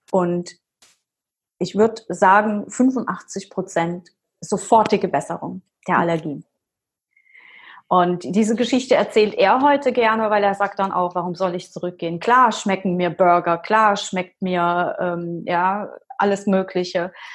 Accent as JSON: {"language": "German", "region": "Rhineland-Palatinate", "country": "Germany", "said": "Ich komme aus der Pfalz"}